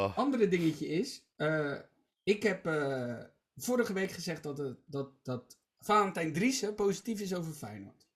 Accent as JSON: {"language": "Dutch", "town": "Rotterdam", "region": "South Holland", "country": "Netherlands", "said": "ik uit Rotterdam-Zuid kom"}